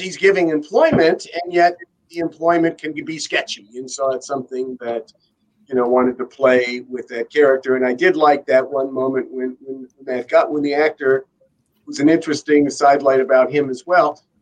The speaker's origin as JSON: {"language": "English", "town": "Beverly Hills", "region": "California", "country": "United States", "said": "I am originally from Beverly Hills"}